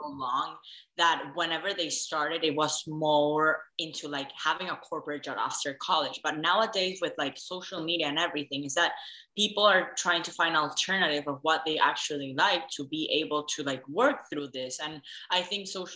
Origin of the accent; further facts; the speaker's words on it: Venezuela; moved away; also born or lived in Dallas; I'm originally from Venezuela